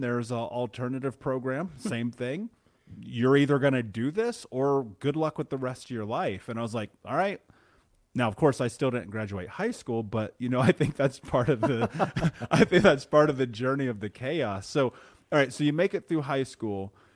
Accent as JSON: {"language": "English", "region": "Indiana", "country": "United States", "tie": "born or raised there", "said": "growing up in the Midwest, living in Indiana"}